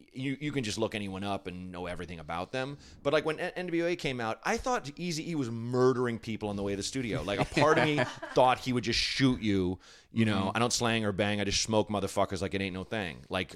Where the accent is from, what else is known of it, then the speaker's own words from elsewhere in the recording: Portland, Oregon, United States; Portland, Oregon. In like kind of a slightly blacker area of Portland, which is sounds like an oxymoron.